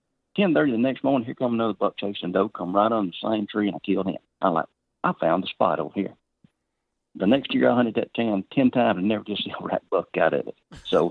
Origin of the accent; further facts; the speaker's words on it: the South, United States; I grew up gun hunting in the South